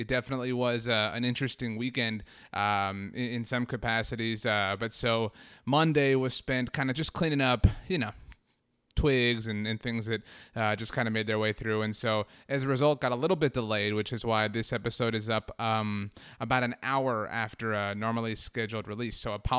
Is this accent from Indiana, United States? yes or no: no; Rio Grande Valley, Texas, United States; now in Weslaco, United States; my wife and I and our little pup Bear, we moved to West Laco, Texas. I'm originally from the Rio Grande Valley, so we live here now.